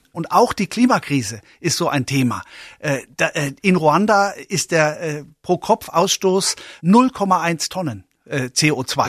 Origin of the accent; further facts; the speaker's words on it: Coburg, Bavaria, Germany; also born or lived in Memmingen, Swabia; Ich bin in Schwaben geboren, in Memmingen geboren, in Oberfranken, in Coburg aufgewachsen